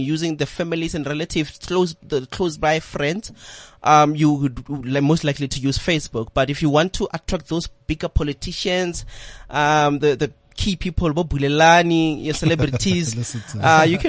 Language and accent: English; Pretoria, Gauteng, South Africa; I'm from Soshanguve, a township called Soshanguve in Pretoria